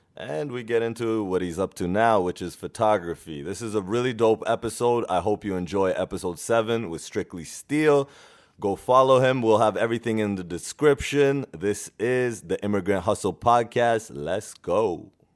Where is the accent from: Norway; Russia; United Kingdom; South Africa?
Norway; now in Canada; I was born and raised in Norway